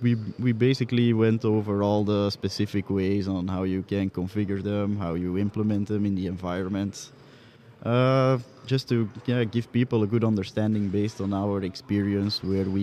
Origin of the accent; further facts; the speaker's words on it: Belgium; I'm also from Belgium.